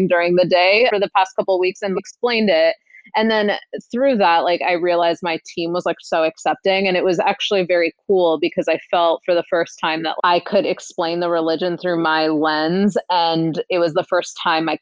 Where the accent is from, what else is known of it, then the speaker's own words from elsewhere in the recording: Seattle, Washington, United States; moved away as an adult; now in Bay Area, United States; Born and raised in Seattle, Washington, and recently moved to the Bay Area about like 2.5 years ago